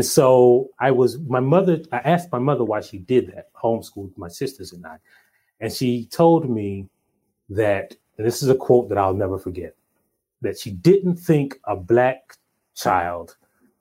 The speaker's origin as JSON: {"language": "English", "town": "Hartsville", "region": "South Carolina", "country": "United States", "tie": "born or raised there", "said": "I grew up in Hartsville, South Carolina, a little town called Hartsville, South Carolina."}